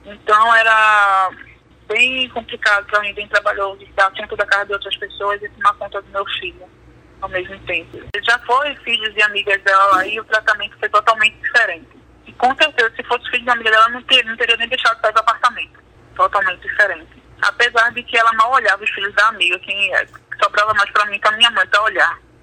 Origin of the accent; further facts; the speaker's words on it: Brazil; sou brasileira